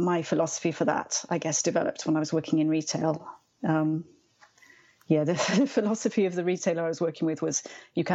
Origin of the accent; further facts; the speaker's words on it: Wales, United Kingdom; moved away as an adult; I'm from Wales. So everyone learns Welsh from an early age.